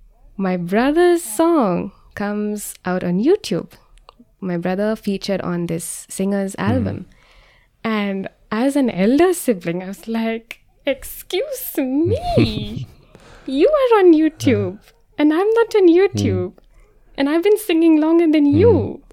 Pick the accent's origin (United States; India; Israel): India; I was like, oh, what if I do this as an Indian Christian? I couldn't find other Indian Christians at that time.